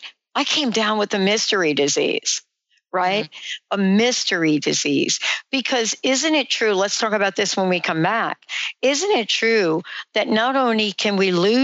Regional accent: New Jersey, United States; also born or lived in New York; I'm from New York, was born in New York, grew up in New Jersey

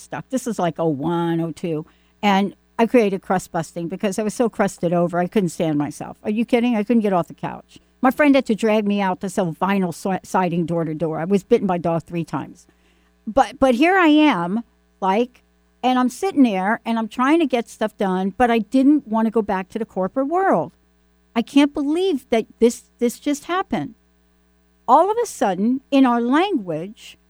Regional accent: New York, United States; I'm from New York

